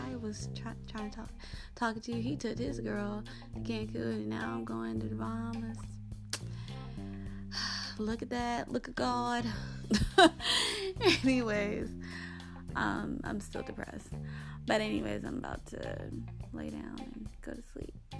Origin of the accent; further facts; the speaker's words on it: Springfield, Georgia, United States; moved away; I grew up from in Springfield, Georgia